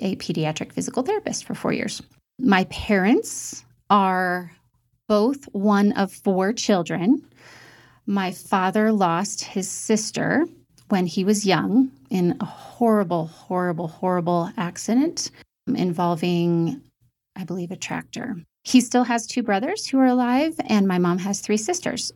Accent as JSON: {"language": "English", "town": "St. Louis", "region": "Missouri", "country": "United States", "tie": "born or raised there", "also_born_or_lived": "Indianapolis, Indiana", "said": "We moved to St. Louis, Missouri, where I was raised"}